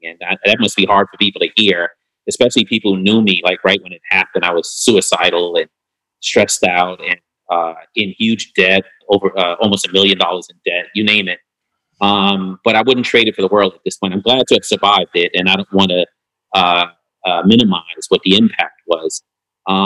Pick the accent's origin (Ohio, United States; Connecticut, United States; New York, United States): New York, United States; New York City; I'm from New York